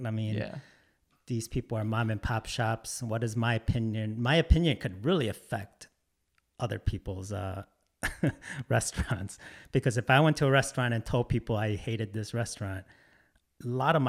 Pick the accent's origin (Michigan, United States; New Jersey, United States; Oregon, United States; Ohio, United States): Michigan, United States; Detroit; also born or lived in Korea; I was born in Korea, but I grew up in Metro Detroit most of my life and went to school in Detroit